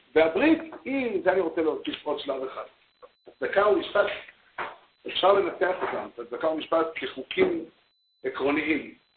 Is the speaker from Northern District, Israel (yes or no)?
yes; Safed, Northern District, Israel; אני בתור ילד גדלתי בצפת